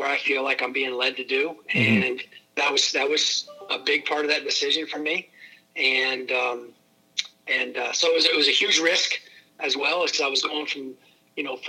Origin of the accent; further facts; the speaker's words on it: Pennsylvania, United States; I was from Pennsylvania